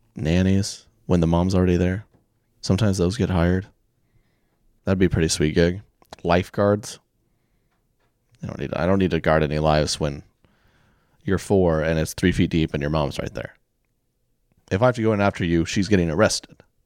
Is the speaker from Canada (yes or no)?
no; Oklahoma, United States; I grew up in Oklahoma